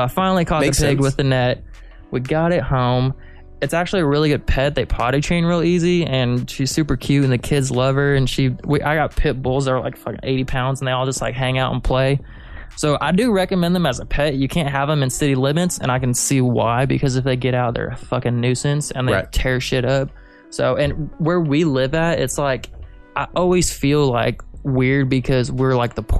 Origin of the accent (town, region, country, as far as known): Reno, Nevada, United States; born there; also born or lived in Kansas City